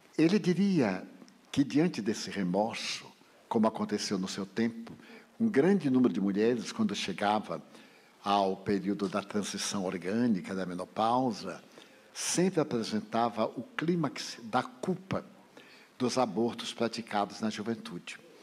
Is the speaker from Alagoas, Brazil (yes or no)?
no; Feira de Santana, Bahia, Brazil; now in Salvador, Brazil; porque eu sou do interior, sou de Feira de Santana